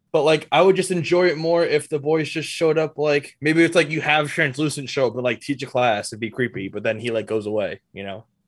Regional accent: New Jersey, United States; I'm from Jersey

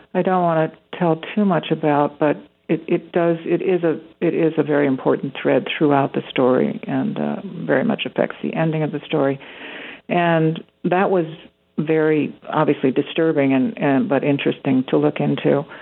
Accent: Winnetka, Illinois, United States; my hometown

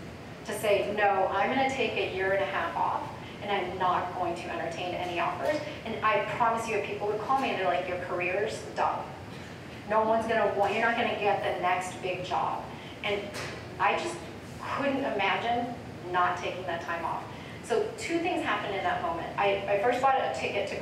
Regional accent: United States; My parents grew up in India. I'm Indian American

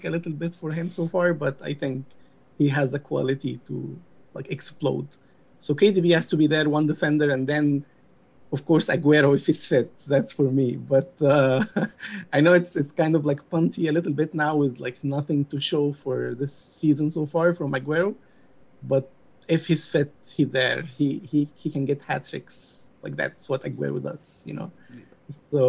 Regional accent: Egypt; moved away as an adult; also born or lived in United Kingdom; now in United States; I'm from Egypt. I'm 32 years old. Until I was 25, I was just in Egypt, like born and raised there.

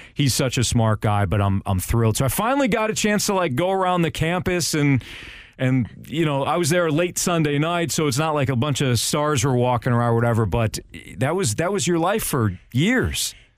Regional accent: Chicago, Illinois, United States; I'm from Chicago

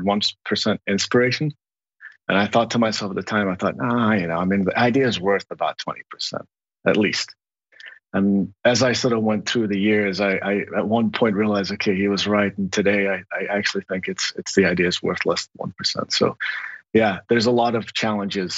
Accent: Lebanon; moved away; also born or lived in Kabul, Afghanistan; I grew up in the Lebanese War

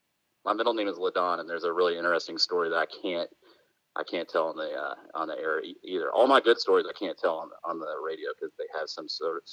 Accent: Arkansas, United States; growing up in Arkansas

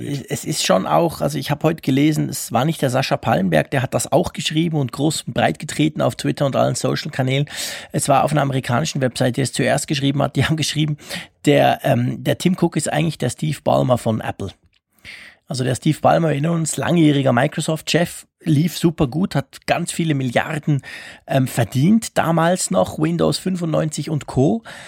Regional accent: Switzerland; bei uns in der Schweiz

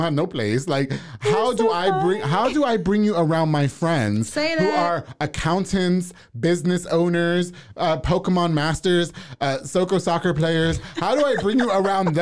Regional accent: New York, United States; I grew up in Central Heights of New York

